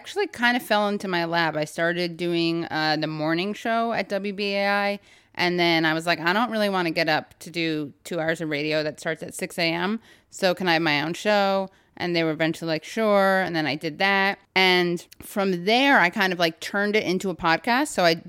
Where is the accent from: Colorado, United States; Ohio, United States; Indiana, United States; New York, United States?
New York, United States; I grew up, speaking of lefty, I grew up on the Upper West Side, which is like a classic haven. It used to be.